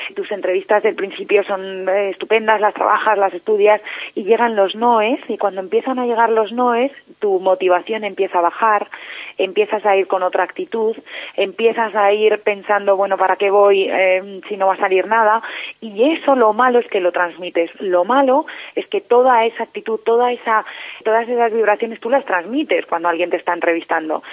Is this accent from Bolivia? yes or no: no; Spain; cómo somos los españoles